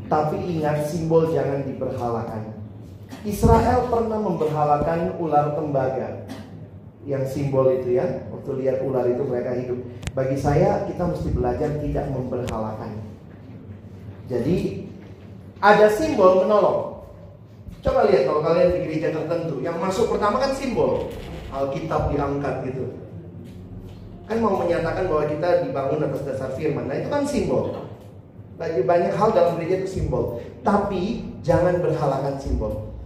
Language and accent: Indonesian; Ambon, Maluku, Indonesia; Saya orang Ambon, saya ngerti di bagian sana di Ambon dan apa ya orang-orang timur lah.